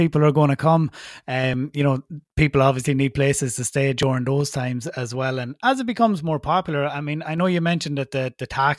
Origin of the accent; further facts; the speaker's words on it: Ireland; me being Irish and being registered in Ireland and having an Irish company